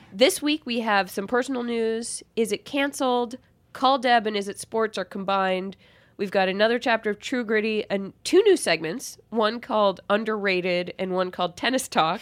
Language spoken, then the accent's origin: English; Boston, Massachusetts, United States; I'm from Boston